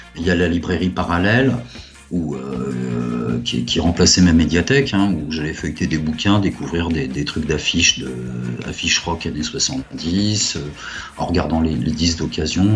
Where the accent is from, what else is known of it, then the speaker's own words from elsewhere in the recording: Puteaux, Île-de-France, France; je viens de, euh, du Pont Puteau, dans un HLM modeste